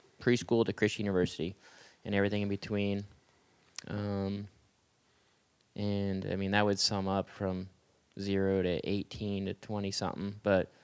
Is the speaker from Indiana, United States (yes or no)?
no; Southern California, United States; I was born and reared in Southern California